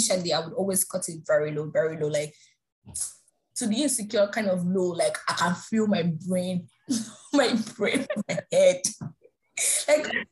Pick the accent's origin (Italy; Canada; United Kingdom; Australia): Canada; Mississauga, Ontario; Misaga is my hometown